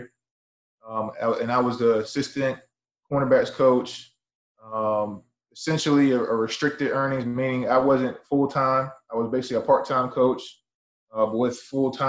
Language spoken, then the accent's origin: English; Chesapeake, Virginia, United States; moved away; also born or lived in Maine; Originally, I'm from Chesapeake, Virginia